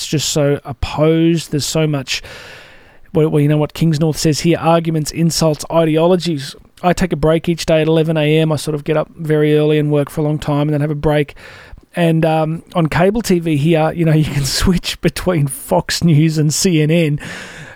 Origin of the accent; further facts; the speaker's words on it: Australia; as we call it here in Australia